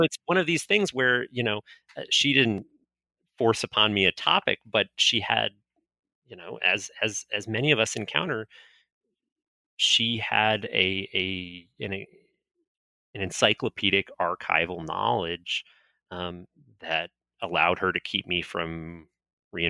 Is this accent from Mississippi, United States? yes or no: no; North Florida, United States; I grew up in North Florida